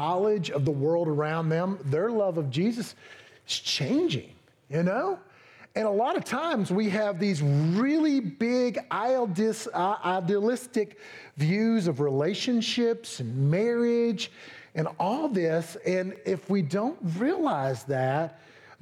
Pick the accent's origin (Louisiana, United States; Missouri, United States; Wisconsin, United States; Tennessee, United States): Tennessee, United States; East; accent: East Tennessee; I'm still got my East Tennessee accent